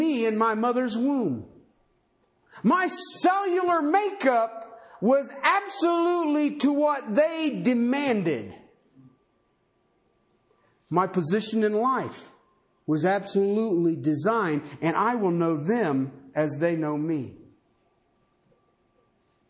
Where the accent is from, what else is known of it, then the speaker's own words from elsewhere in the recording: United States; I'm an American